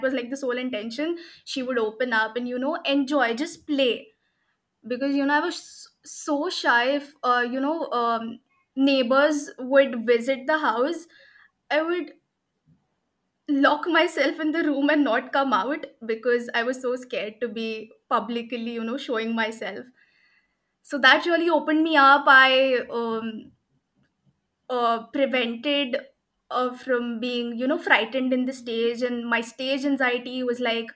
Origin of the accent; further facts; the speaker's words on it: Pune, Maharashtra, India; also born or lived in Haryana / Ahmednagar; I was born in Haryana. I lived there for like 3 years, and then I shifted to Ahmednagar. And most of my, what we say, learning, schooling, everything happened in the outskirts of Pune.